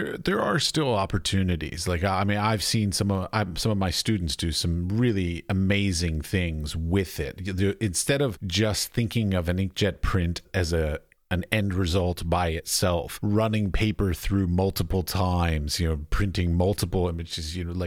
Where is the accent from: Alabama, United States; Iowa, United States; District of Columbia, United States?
District of Columbia, United States; Washington; also born or lived in Virginia; I grew up in Washington, D.C. area.